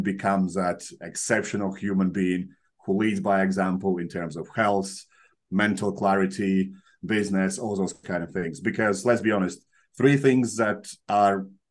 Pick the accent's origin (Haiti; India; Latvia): Latvia; moved away as an adult; also born or lived in Soviet Union; now in United Kingdom; So in Latvia, I come from Latvia. We were part of Soviet Union, then we broke up. It was the independent country for a while. Then we joined European Union, and that's where I moved to UK.